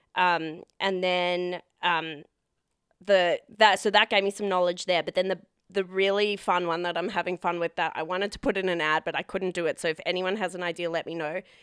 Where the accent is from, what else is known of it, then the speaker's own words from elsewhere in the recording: Perth, Western Australia, Australia; I grew up in Perth